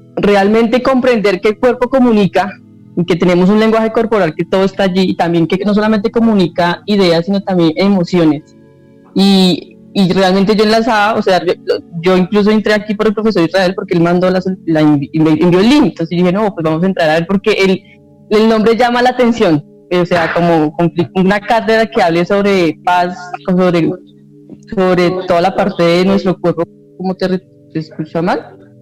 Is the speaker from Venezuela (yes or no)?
no; Colombia; nosotros como ciudadanos colombianos